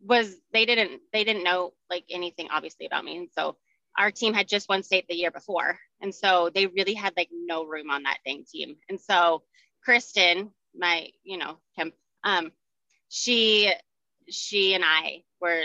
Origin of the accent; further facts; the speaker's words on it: Highlands Ranch, Colorado, United States; I was born and raised here in Colorado. I grew up in Highlands Ranch